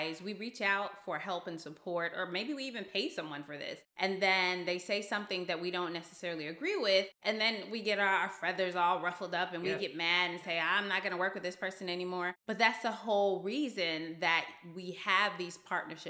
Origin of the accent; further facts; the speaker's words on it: the South, United States; being a Southerner in the United States